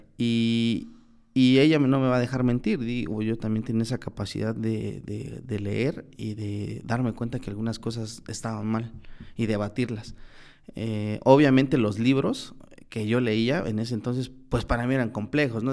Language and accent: Spanish; Tlaxiaco, Oaxaca, Mexico; moved away as an adult; also born or lived in Zacualpan, Tlaxcala / San Miguel el Grande, Oaxaca; yo vine de Tlajiaco